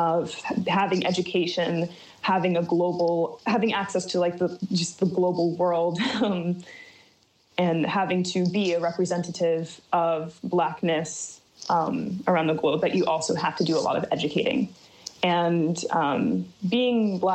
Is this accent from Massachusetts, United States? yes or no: no; Martinsburg, West Virginia, United States; now in China; I grew up in the Eastern Panhandle of West Virginia in Berkeley County.